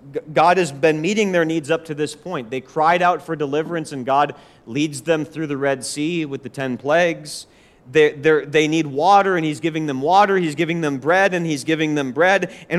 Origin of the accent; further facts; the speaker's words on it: Forest Lake, Minnesota, United States; now in Nashville, United States; I remember growing up in Forest Lake, Minnesota, and being a Christian, living there for 2 years